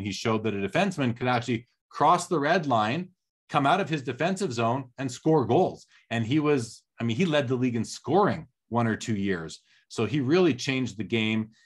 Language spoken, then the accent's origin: English; Canada; as a kid growing up in Canada in the eighties